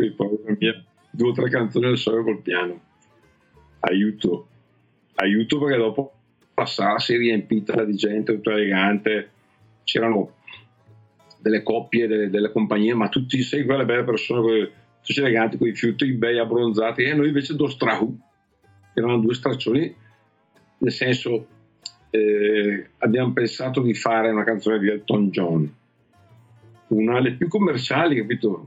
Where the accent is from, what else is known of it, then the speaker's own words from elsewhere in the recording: Sarezzo, Lombardy, Italy; da piccolo sono cresciuto a Sarezzo, ho studiato a Sarezzo